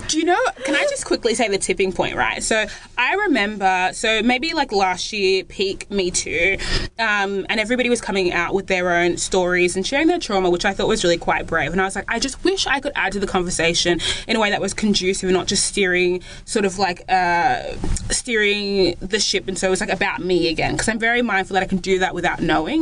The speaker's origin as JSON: {"language": "English", "country": "Australia", "tie": "born or raised there", "said": "Flex was born in Australia"}